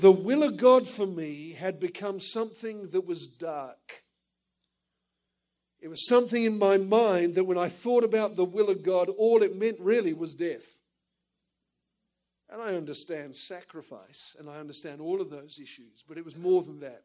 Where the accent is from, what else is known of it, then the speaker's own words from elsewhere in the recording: Perth, Western Australia, Australia; moved away as an adult; also born or lived in England; I was born in England, but went to Australia as a child with my parents and ended up getting saved in the Perth Church in Australia.